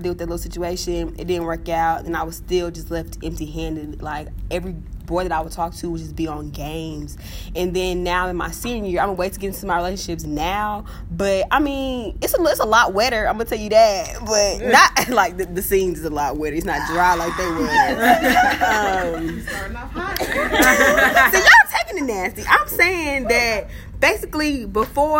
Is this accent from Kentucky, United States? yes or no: no; Los Angeles, California, United States; I'm a senior nursing major from Los Angeles, California